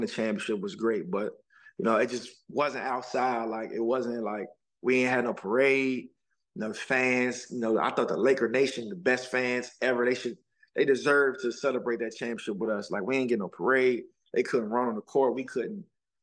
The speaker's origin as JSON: {"language": "English", "area": "PG", "region": "Maryland", "country": "United States", "tie": "born or raised there", "said": "I grew up being in PG. We grew up in the go-go scene"}